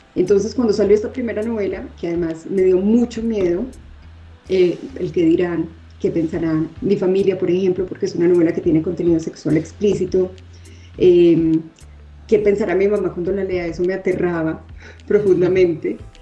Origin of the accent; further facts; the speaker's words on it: Medellín, Antioquia, Colombia; moved away as an adult; also born or lived in Bogotá / Bilbao, Spain / Miami; now in Mexico City, Mexico; yo nací en Bogotá, sin embargo, viví en Medellín como hasta los 25 años